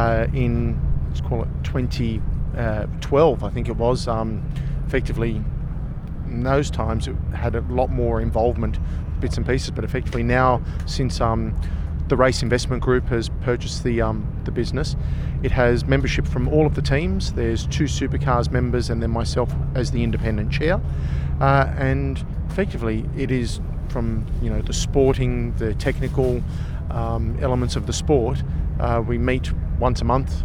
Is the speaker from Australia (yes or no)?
yes; Sydney, New South Wales, Australia; moved away as an adult; Being based out of Sydney these days, where all my effectively my hometown around family and friends